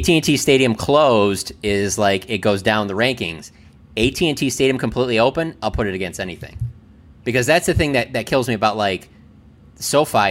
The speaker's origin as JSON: {"language": "English", "town": "Detroit", "region": "Michigan", "country": "United States", "moved": "yes", "said": "I'm from Detroit"}